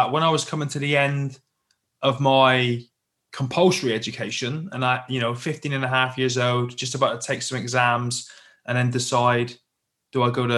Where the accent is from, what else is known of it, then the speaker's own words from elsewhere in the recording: Plymouth, South West England, United Kingdom; I grew up in the UK, as you can probably tell by my accent, down in the Southwest in a little city called Plymouth, just down on the coast.